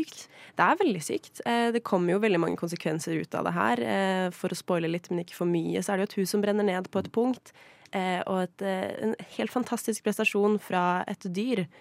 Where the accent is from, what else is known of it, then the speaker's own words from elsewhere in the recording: Sweden; moved away; Jeg er jo svensk